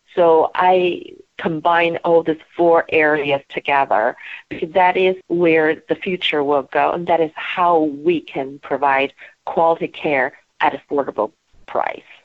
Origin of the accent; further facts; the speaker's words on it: Beijing, China; moved away as an adult; now in Portland, United States; I grew up in Beijing, China